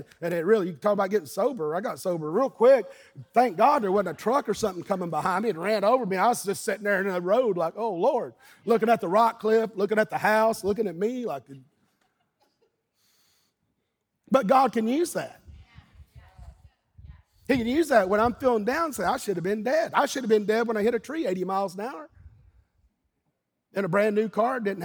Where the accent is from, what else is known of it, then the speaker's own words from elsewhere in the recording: Eastern Kentucky, United States; being a little boy growing up in Eastern Kentucky